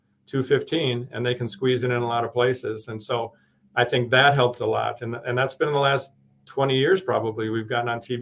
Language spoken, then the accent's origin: English; Madison, Wisconsin, United States; moved away; also born or lived in Chicago area / Illinois; I was from Madison